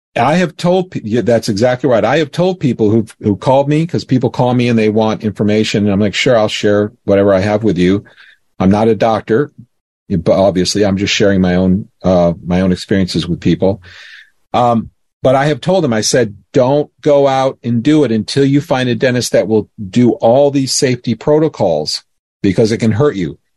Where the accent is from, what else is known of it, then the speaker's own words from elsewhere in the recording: Florida, United States; I grew up in Florida